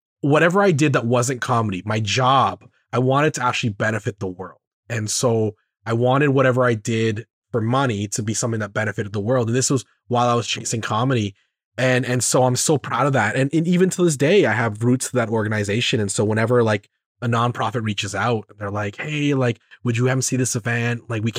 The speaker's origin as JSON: {"language": "English", "country": "Canada", "said": "We should be finding relatability in the fact that we're very Canadian."}